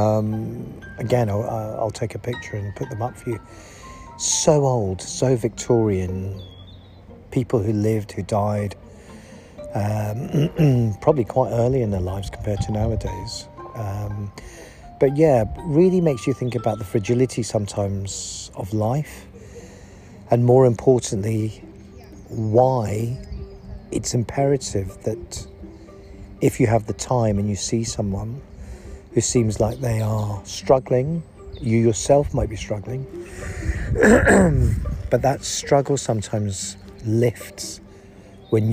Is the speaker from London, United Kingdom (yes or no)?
no; Leicester, East Midlands, United Kingdom; me growing up in Leicester